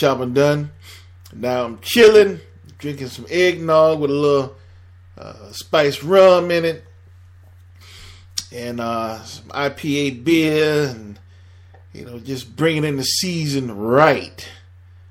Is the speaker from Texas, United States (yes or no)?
no; Miami, Florida, United States; moved away as an adult; also born or lived in Atlanta / Delaware / New Jersey / Philadelphia; I'm born and raised in Miami